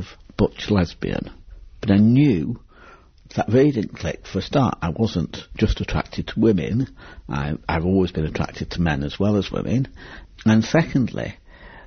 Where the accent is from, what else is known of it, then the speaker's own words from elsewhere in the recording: Manchester, North West England, United Kingdom; I came from Manchester. I was raised in a council house on the Withenshaw estate